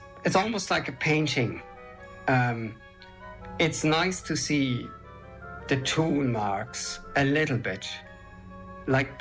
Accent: Germany; also born or lived in England; now in Ireland; I was born in Germany. I've been living here in Ireland since 1994.

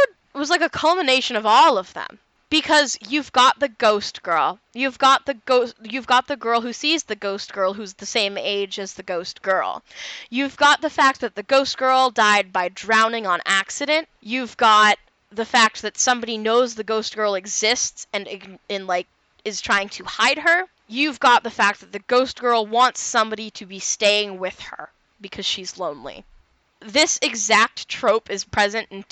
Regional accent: New England, United States; moved away as an adult; I was born in New England

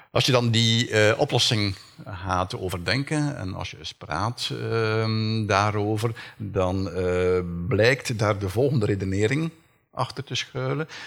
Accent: Flanders, Belgium; bij ons in Vlaanderen

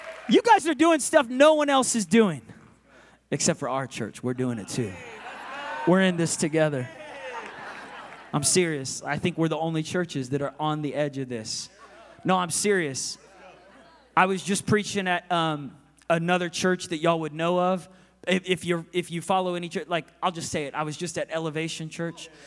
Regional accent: Oklahoma, United States; I'm from Oklahoma

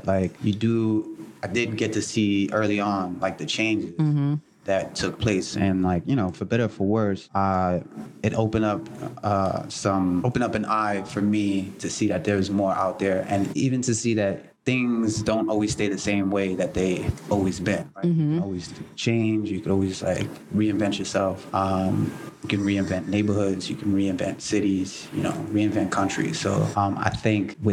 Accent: New York City, New York, United States; I grew up on 45th Street and 8th Avenue

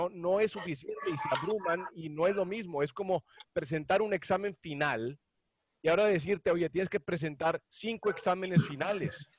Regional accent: Monterrey, Nuevo León, Mexico; yo nací en Monterrey

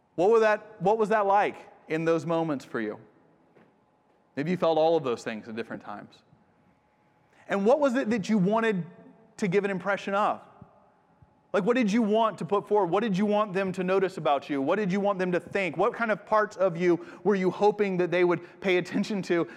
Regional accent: United States; moved away as an adult; also born or lived in Japan; I'm from the States

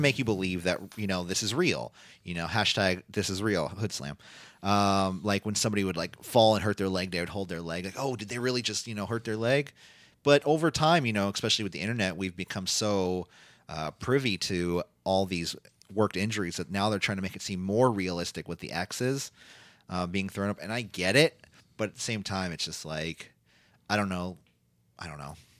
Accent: United States; we're just American

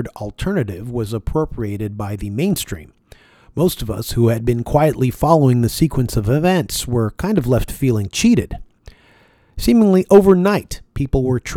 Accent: Toronto, Ontario, Canada; being born and raised in Toronto, Canada

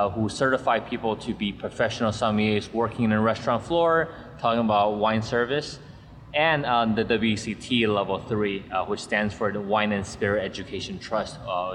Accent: Taiwan; now in Napa Valley, United States; I speak Chinese as well, that's where I grew up in Taiwan

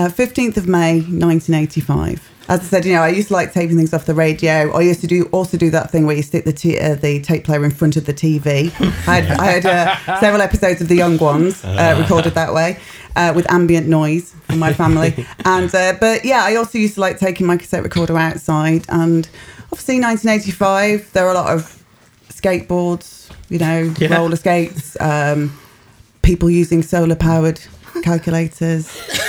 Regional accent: West Midlands, United Kingdom; despite growing up in the West Midlands, as you can tell, you know, it's quite a diverse neighbourhood.

